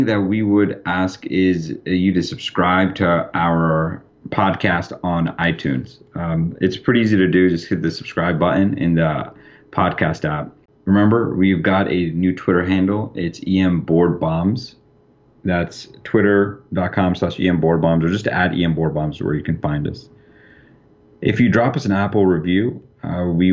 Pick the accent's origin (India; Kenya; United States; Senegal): India; I'm Indian